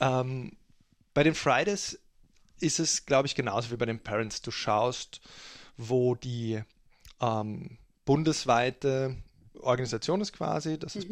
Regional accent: Germany; now in Austria; als Deutscher die deutsche Politik, weil ich jetzt seit langer Zeit in Österreich lebe

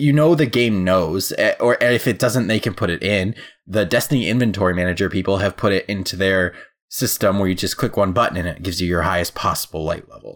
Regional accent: Midwest, United States; I'm a Midwest boy.

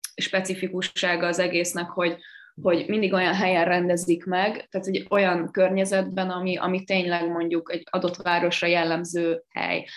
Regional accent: Sopron, Győr-Moson-Sopron, Hungary; nekem ugye Sopron a nevelőegyesületem, ugye én Soproni vagyok

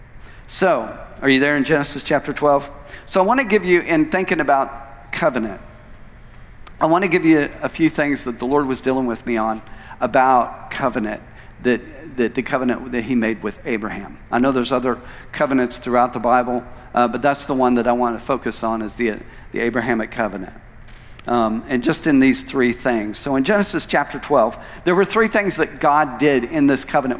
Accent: Tulsa, Oklahoma, United States; moved away as an adult; also born or lived in Phoenix; I'd grown up and been born and raised in Tulsa all of my life, and that was where I was born and raised

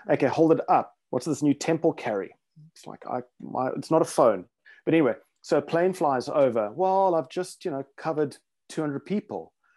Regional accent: South Africa; also born or lived in Rhodesia; growing up in South Africa in the, uh, seventies, eighties

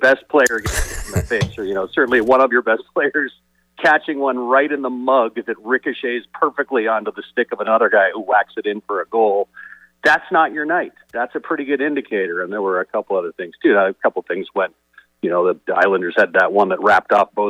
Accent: Toronto, Ontario, Canada; growing up in Toronto

